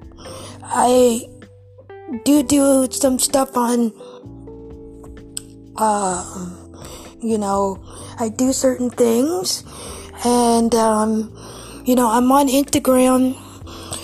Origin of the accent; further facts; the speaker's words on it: Ohio, United States; I am from Ohio